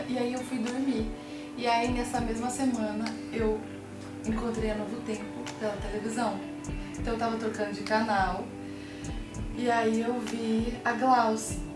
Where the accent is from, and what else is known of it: Brazil